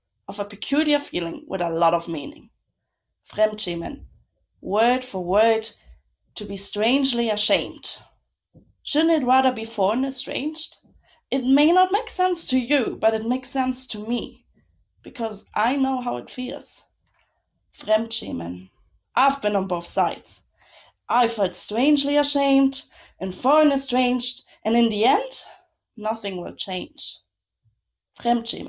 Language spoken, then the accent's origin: English; Munich, Bavaria, Germany; now in Berlin, Germany; I grew up in Munich